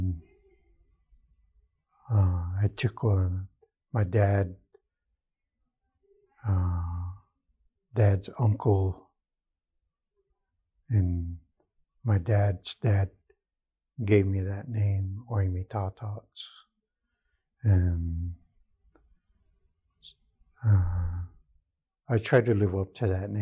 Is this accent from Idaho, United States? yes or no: yes; Lapwai, Idaho, United States; moved away as an adult; now in Peshastin, United States; I'm originally from Lapway. I grew up in Lapway, Idaho, and lived there most of my life